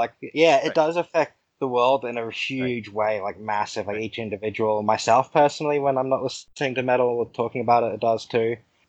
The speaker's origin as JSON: {"language": "English", "country": "Australia", "said": "I'm Australian."}